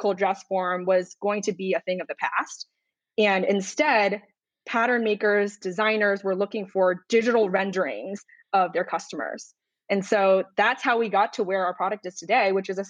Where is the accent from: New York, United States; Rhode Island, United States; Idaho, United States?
Rhode Island, United States; moved away as an adult; now in Chicago, United States; I grew up in Rhode Island